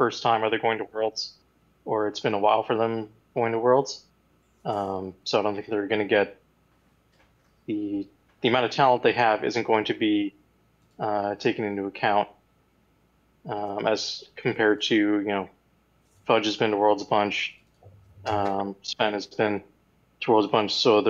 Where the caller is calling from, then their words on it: Hamilton, Ontario, Canada; I'm calling from Hamilton, Ontario.